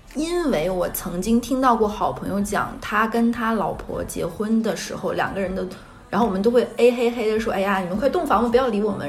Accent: Northeast China, China; now in Shanghai, China; 在我老家东北，就是一个五线城市

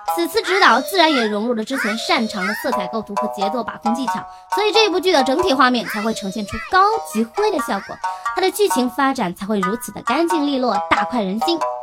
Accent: China; 我们中国人

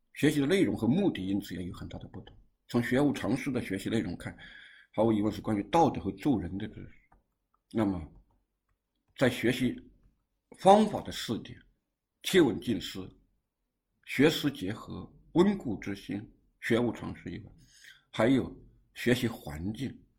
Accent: China; first language Chinese; also born or lived in Guangzhou; 我们因为是中国人，汉语是我的母语

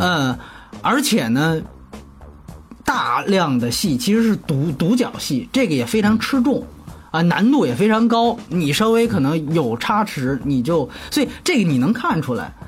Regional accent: China; 反正我们中国人看，尤其是内地人看

